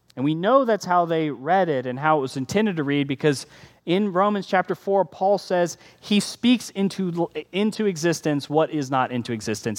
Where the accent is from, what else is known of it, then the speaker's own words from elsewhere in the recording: United States; we're American